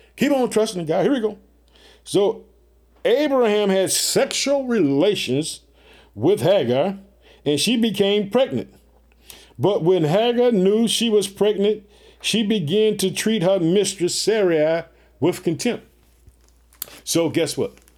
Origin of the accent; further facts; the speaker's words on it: Illinois, United States; also born or lived in Chicago; The state of Illinois, which is my home state, I reside in the city of Chicago.